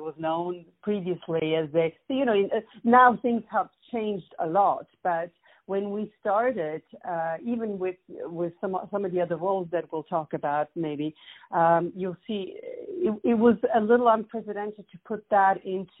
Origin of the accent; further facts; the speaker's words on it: Switzerland; moved away as an adult; also born or lived in Italy / New York; now in United States; I was born in Switzerland, but my mom is Greek, and my father was Italian